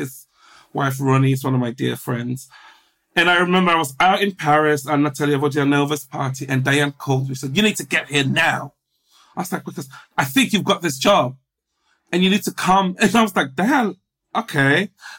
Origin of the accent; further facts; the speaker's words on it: England, United Kingdom; Black, gay, working class, I'm from England.